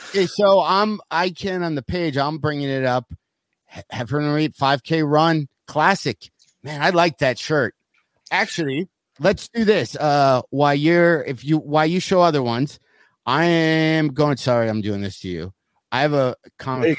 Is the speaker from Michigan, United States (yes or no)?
yes; South Lyon, Michigan, United States; the town I grew up in in South Lyon, Michigan